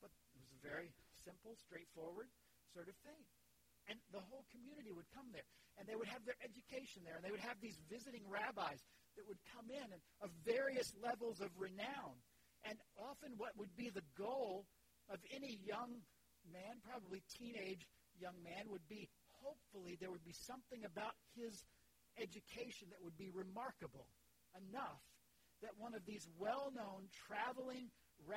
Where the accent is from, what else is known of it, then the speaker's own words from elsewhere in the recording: Leesburg, Florida, United States; I grew up in Central Florida, in Leesburg, in a farming area